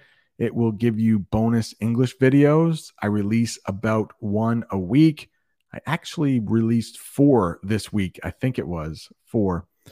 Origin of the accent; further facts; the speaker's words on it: United States; No, I'm from the United States. I'm really close to Canada, maybe a 2-hour drive, but nope, I'm not in Canada.